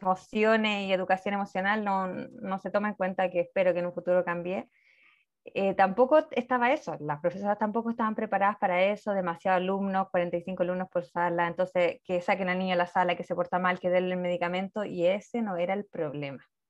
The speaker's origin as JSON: {"language": "Spanish", "country": "Chile", "said": "yo soy de Chile"}